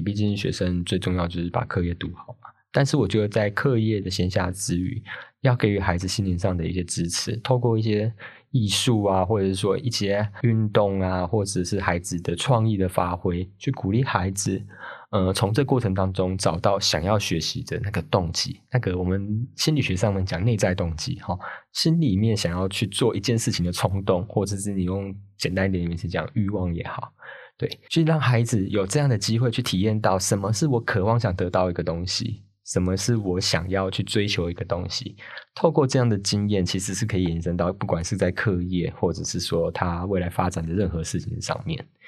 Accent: Taoyuan, Taiwan; 像我们这种桃园啊，或是可能比较中南部的地区，还是有田野

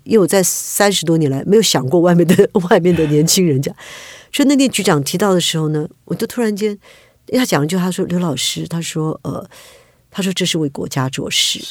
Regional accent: Taiwan; also born or lived in California; 我是在眷村长大嘛

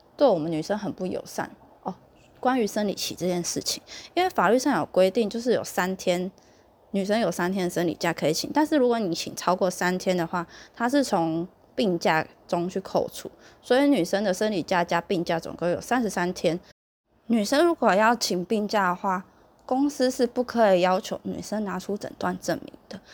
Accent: southern Taiwan, Taiwan; 你现在就是北部人欺负我们南部人

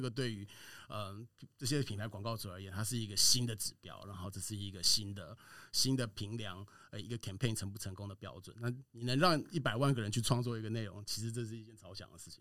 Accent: Taiwan; 我们台湾人在这种 这种公司里面，其实就可以发挥它的一些圆融的特色

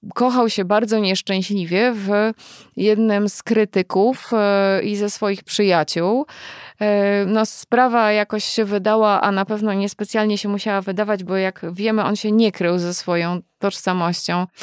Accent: United States; moved away; wychowywałam się lata w Stanach

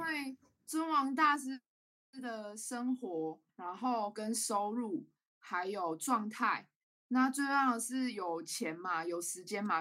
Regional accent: Taichung, Taiwan; also born or lived in Taipei; 然后我是台中人，嗯。那刚刚有说我到台北嘛，我是在二零一八年的时候北漂到台北，大概三年多的时间

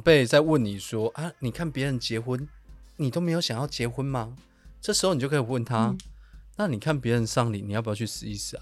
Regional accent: Taiwan; 我们是台湾人

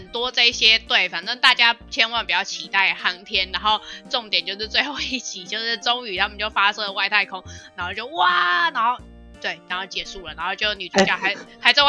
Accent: China; 对，就是硬要加说，对我我我身为中国人，我人在国外，我还是啊很期待

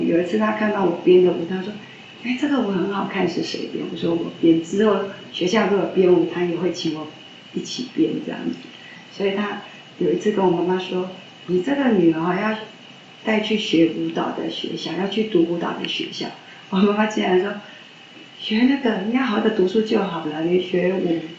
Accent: Yilan County, Taiwan; 啊，南方啊，

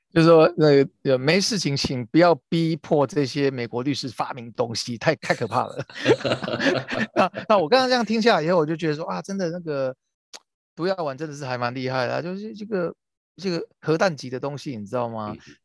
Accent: Taiwan; 作为台湾人

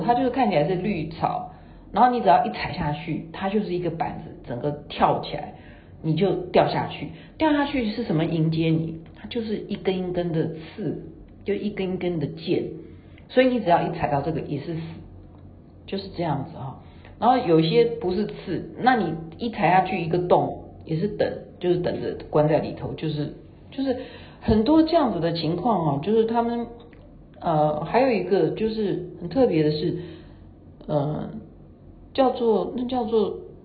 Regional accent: Taiwan; 我们是台湾的

